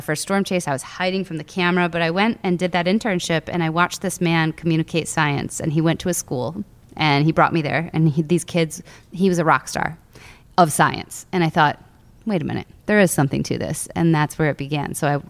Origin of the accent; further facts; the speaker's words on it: United States; So I grew up on Lake Michigan and I watched thunderstorms come across the lake one summer.